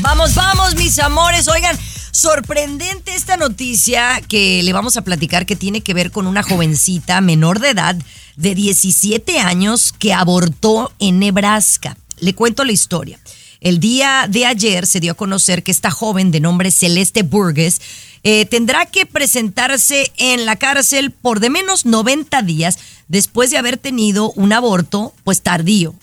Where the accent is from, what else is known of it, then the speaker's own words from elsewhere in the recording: Mexico; yo, que soy mexicana